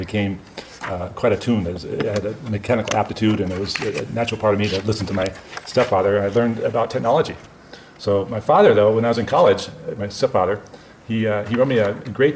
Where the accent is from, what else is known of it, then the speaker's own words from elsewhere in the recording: Southern California, United States; I was born in Southern California